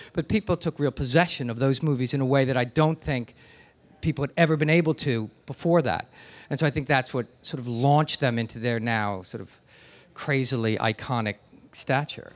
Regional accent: New Jersey, United States; now in New York, United States; I grew up in New Jersey, and I've lived here for most of my life

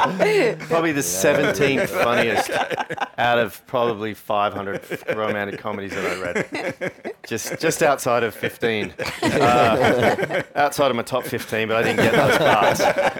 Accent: Australia; I'm Australian, obviously.

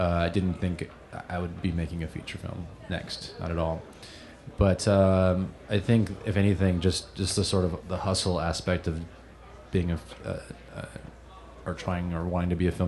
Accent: East Bay, Bay Area, California, United States; From the Bay Area, California, from the East Bay

